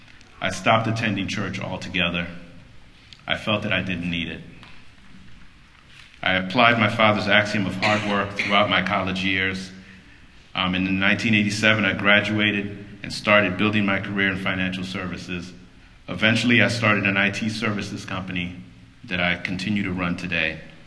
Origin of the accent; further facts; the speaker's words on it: Chicago, Illinois, United States; also born or lived in Port-au-Prince, Haiti; I was born in Haiti, Port-au-Prince, and my family immigrated to the U.S. and I settled in Chicago.